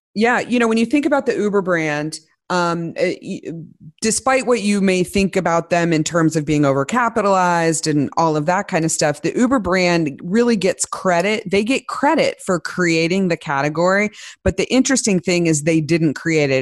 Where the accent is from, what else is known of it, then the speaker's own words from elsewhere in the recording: Midwest, United States; I grew up in the Midwest